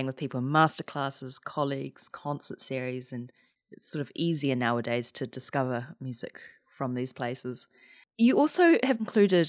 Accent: New Zealand; my home country of New Zealand

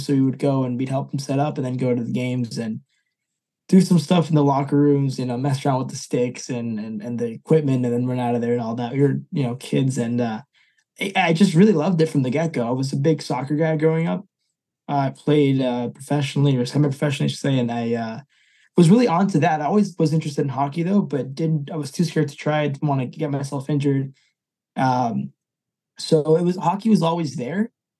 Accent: New England, United States; now in Lyme, United States; I grew up in New England for the most part.

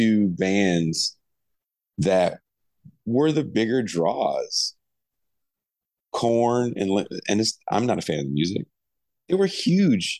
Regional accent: the Bay Area, California, United States; I'm from the Bay

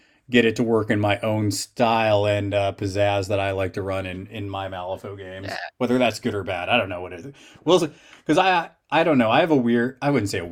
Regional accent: New York, United States; I'm from New York, and I've been to New York City a handful of times

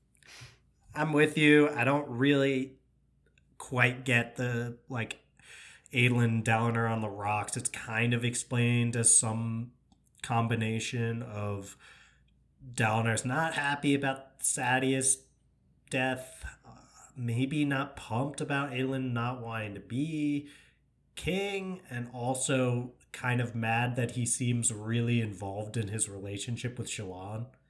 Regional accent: New York, United States; I'm from New York.

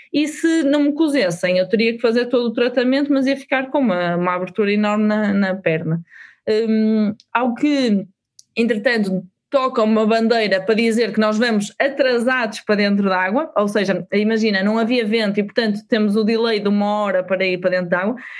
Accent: Portugal; nós, enquanto portugueses

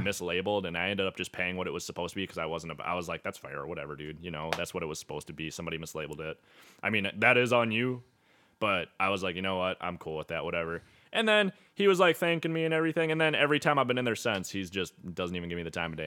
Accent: St. James, Minnesota, United States; I'm from Saint James, Minnesota.

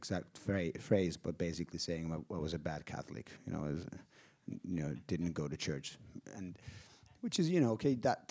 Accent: Finland; I'm from Finland.

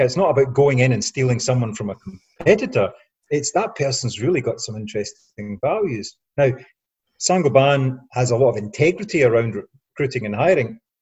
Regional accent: Scotland, United Kingdom; I'm a Scottish working class guy

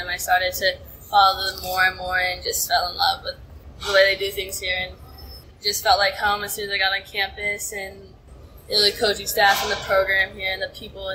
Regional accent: Dallas, Texas, United States; moved away as an adult; now in Bloomington, United States; I grew up in Dallas, Texas.

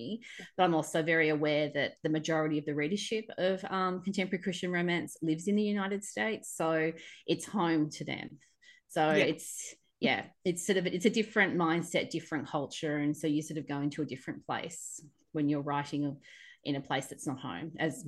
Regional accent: Australia; being an Australian, being an Aussie

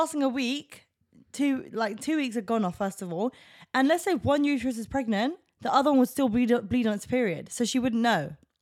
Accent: England, United Kingdom; I'm an English person.

